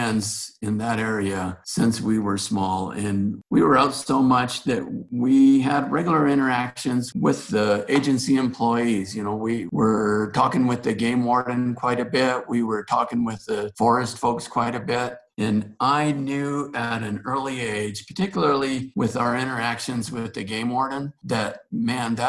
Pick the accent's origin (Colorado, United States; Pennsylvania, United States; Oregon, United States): Colorado, United States; Antonito; I am a Valley native. I grew up on the Conejos River west of Antonito.